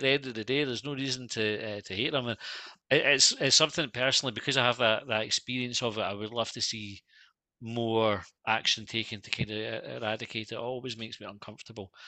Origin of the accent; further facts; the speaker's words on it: Scotland, United Kingdom; we're Scottish